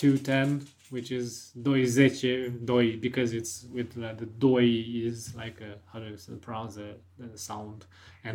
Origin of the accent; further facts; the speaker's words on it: Romania; from my hometown to the capital of Romania, Bucharest